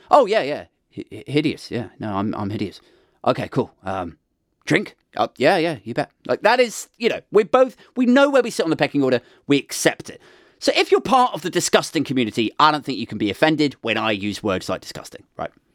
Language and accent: English; United Kingdom; we're British.